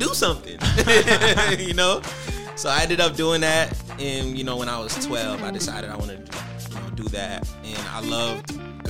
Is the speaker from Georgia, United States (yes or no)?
yes; Atlanta, Georgia, United States; I'm from the East Side.